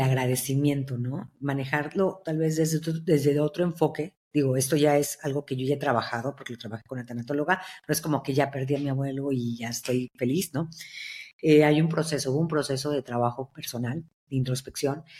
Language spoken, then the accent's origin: Spanish; Veracruz, Mexico; yo soy de Veracruz